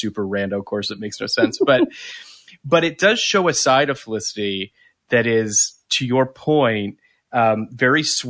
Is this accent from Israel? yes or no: no; Canada; I'm from Canada